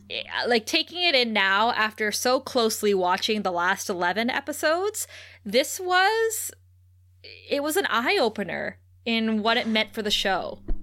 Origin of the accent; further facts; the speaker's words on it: Ontario, Canada; growing up in Ontario